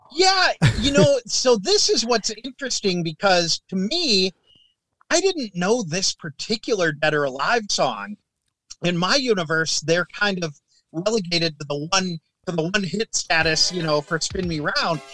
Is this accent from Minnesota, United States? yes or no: yes; Minnesota, United States; growing up in Minnesota